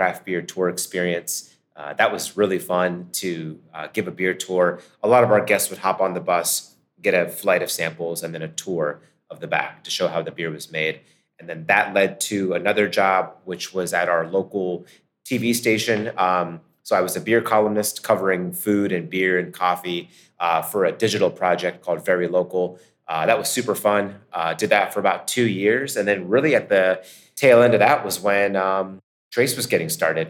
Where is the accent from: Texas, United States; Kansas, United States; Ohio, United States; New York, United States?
Ohio, United States; near Akron, Canton; moved away as an adult; now in Pittsburgh, United States; I grew up near Akron, Canton, Ohio.